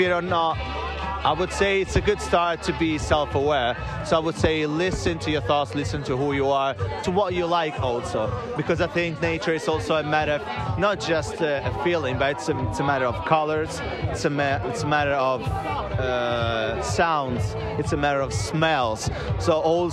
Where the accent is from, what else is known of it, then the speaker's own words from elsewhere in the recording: Chianti, Tuscany, Italy; also born or lived in Florence / Milan; I was born and raised in Chianti